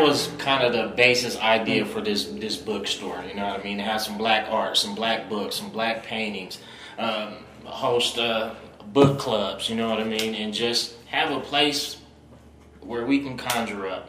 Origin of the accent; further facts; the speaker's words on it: Reno, Nevada, United States; I'm born and raised in Reno